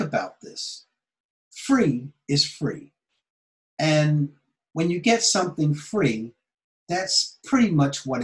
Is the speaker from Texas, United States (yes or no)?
no; Philadelphia, Pennsylvania, United States; moved away as an adult; now in Japan; I was born in Philadelphia, Pennsylvania, in America